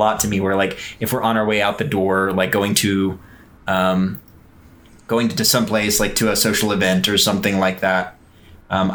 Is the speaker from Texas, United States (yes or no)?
yes; Houston, Texas, United States; moved away; I was raised in Houston. I'm technically not from there